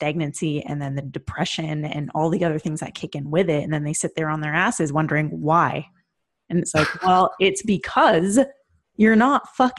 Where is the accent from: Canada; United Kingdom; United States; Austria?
Canada; I'm Canadian